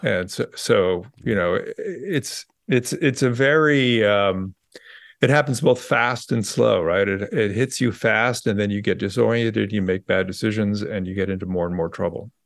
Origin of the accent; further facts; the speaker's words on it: Bay Area, California, United States; moved away; also born or lived in New York; I grew up in the Bay Area